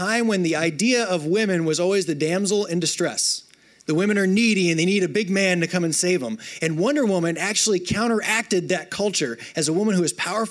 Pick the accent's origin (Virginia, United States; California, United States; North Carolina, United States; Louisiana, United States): Louisiana, United States; North; moved away as an adult; also born or lived in Oklahoma / Florida; I grew up in North Louisiana, spent some time